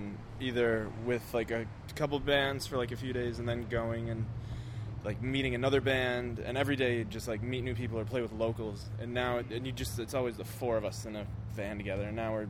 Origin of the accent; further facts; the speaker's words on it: Buffalo, New York, United States; I'm from Buffalo